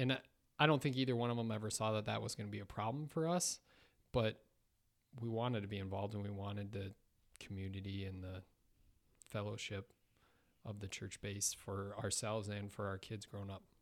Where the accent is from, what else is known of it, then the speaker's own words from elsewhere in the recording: Sioux Falls, South Dakota, United States; also born or lived in Fargo, North Dakota / Minneapolis; I grew up in Sioux Falls, um, went away for a while, went to N D S U for college